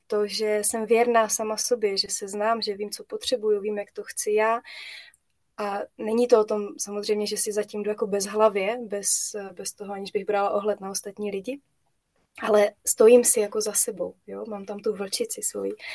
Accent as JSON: {"language": "Czech", "region": "Moravia", "country": "Czechia", "also_born_or_lived": "Brno", "said": "tady u nás na Moravě"}